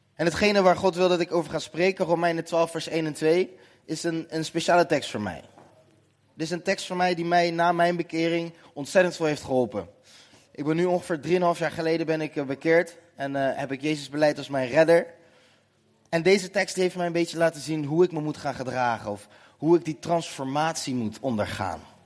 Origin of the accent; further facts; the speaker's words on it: Nootdorp, South Holland, Netherlands; Ik kom uit Noordorp, klein dorpje naast Den Haag.